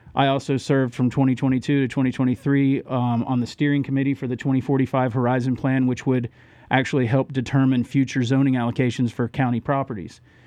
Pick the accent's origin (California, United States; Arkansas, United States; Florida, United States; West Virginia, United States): Florida, United States; Orlando; moved away as an adult; also born or lived in Randleman, North Carolina / Huntersville, North Carolina; now in Mooresville, United States; born and raised in Orlando